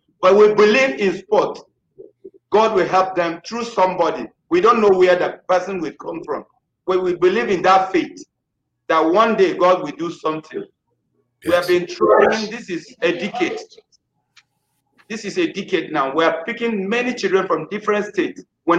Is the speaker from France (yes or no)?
no; Benue, Nigeria; English is a second language; from Benue State in Nigeria here. But I'm opportune to be in Abuja.